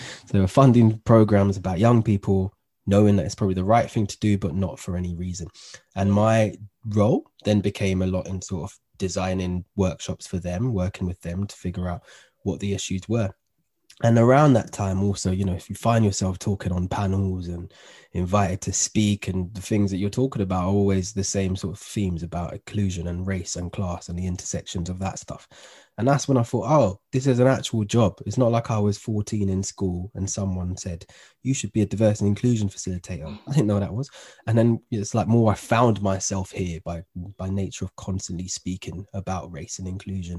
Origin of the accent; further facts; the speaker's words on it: London, United Kingdom; My upbringing, I was brought up in Northwest London.